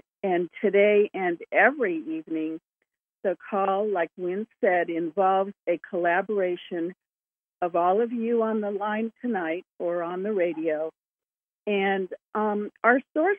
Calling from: Julian, California, United States; from Julian, and I want to welcome everyone to the Whole Planet Healing Conference call.

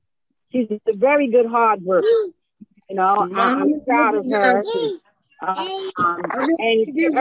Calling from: Georgia, United States; I'm calling … of Georgia to shout out congratulations, daughter.

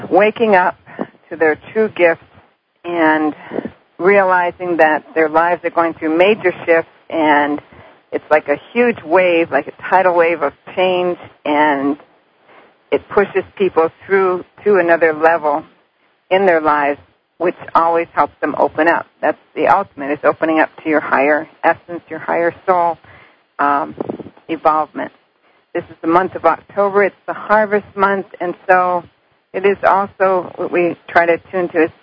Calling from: Maryland, United States; I'm calling from Maryland.

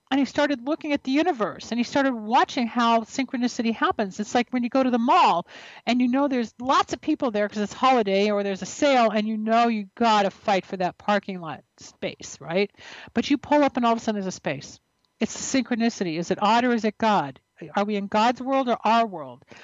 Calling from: Tampa, Florida, United States; I'm calling from Tampa, Florida.

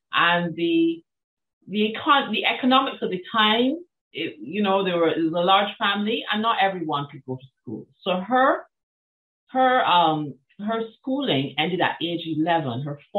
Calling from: Barbados; First of all, I'm dialing in from the island of Barbados, which is

